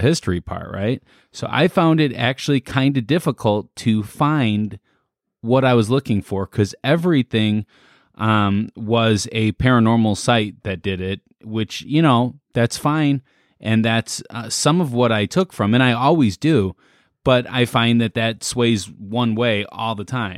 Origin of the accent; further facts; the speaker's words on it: Midwest, United States; we're from the Midwest